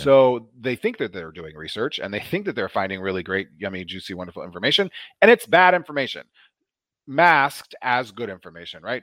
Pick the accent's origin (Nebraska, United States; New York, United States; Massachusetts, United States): Nebraska, United States; Omaha; I grew up in Nebraska in the eighties and nineties